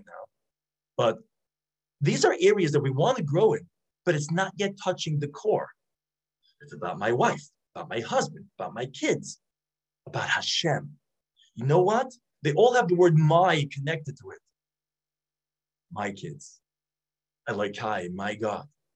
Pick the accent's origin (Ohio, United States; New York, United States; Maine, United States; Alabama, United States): New York, United States; New York City; I grew up in Brooklyn.